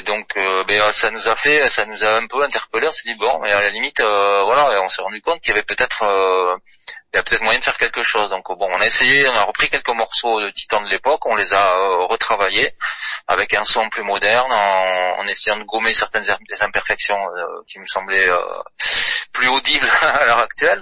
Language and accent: French; south-west France, France; on est du Sud-Ouest